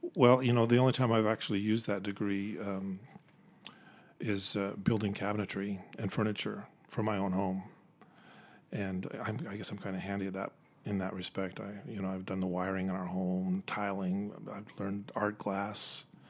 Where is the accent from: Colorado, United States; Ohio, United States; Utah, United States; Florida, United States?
Utah, United States; Orem; moved away as an adult; also born or lived in Provo, Utah / Tacoma, Washington / Japan; I was born in Provo, pretty much raised in Orem. Went to Orem High School